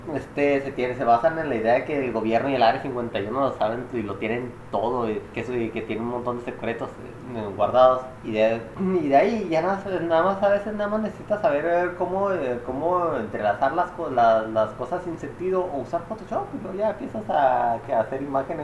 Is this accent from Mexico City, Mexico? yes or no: no; Chihuahua, Mexico; somos de Chihuahua